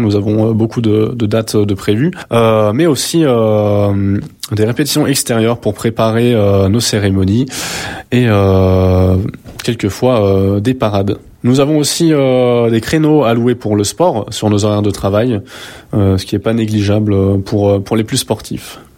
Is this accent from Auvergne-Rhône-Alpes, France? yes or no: yes; Haute-Savoie, Auvergne-Rhône-Alpes, France; moved away as an adult; also born or lived in Besançon; now in Lyon, France; je suis originaire de Haute-Savoie